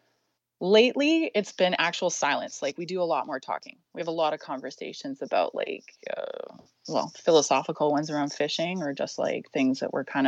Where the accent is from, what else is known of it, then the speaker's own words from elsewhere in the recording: North Vancouver, British Columbia, Canada; I grew up in North Vancouver